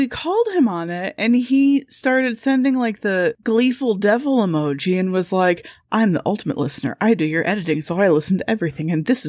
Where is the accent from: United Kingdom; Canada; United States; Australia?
United States; Midwest; I'm scared. I'm the Midwesterner and I'm scared.